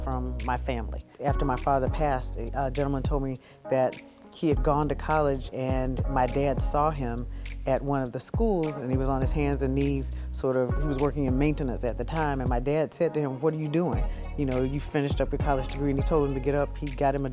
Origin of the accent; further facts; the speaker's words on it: Augusta, Georgia, United States; also born or lived in Columbus, Ohio; now in Syracuse, United States; I was born in Augusta, Georgia, so I'm a Georgia peach. I grew up with my mom and dad